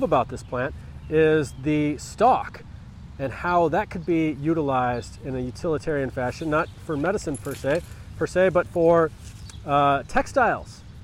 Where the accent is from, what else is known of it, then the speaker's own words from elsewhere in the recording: United States; I'm an American.